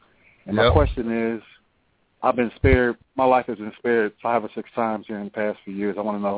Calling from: Columbus, Ohio, United States; I'm calling from Columbus, Ohio.

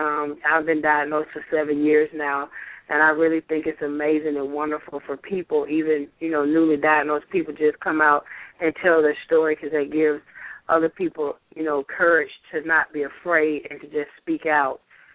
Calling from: Atlanta, Georgia, United States; in Atlanta, Georgia.

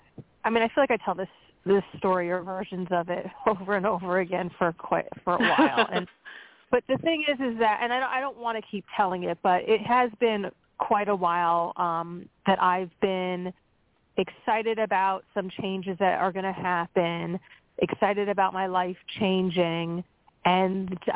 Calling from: Pennsylvania, United States; Hi, this is … from Pennsylvania.

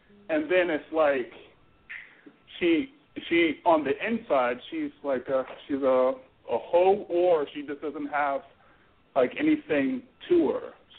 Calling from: Florida, United States; Yo, I'm calling from Florida.

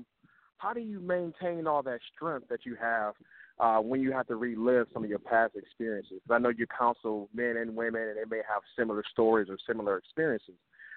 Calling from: Los Angeles, California, United States; I'm calling from Los Angeles right now.

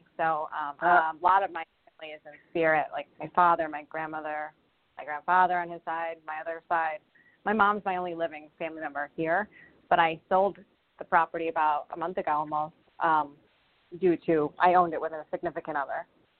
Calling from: Rhode Island, United States; I'm calling from Rhode Island.

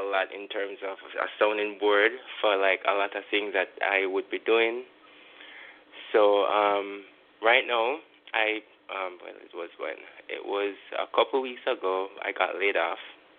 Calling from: Kingston, Jamaica; I'm calling from Kingston, Jamaica

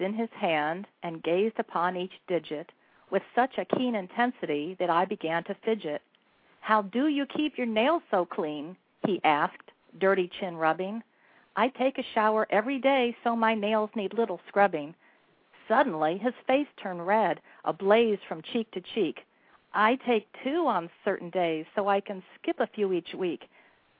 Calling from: Oviedo, Florida, United States; I'm calling from Oviedo, Florida.

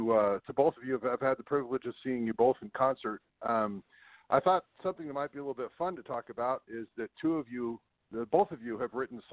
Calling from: Sacramento, California, United States; I'm in California, Sacramento area.

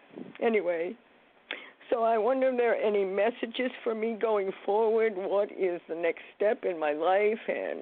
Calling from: New York, United States; from New York.

